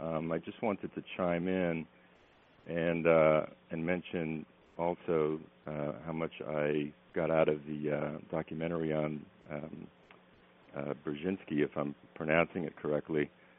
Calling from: North Carolina, United States; I'm calling from North Carolina.

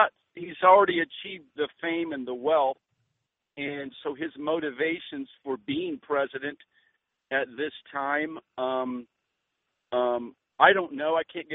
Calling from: Florida, United States; I am from Florida.

